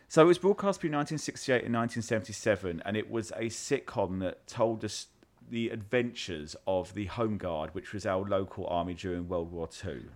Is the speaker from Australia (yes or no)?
no; United Kingdom; I'm British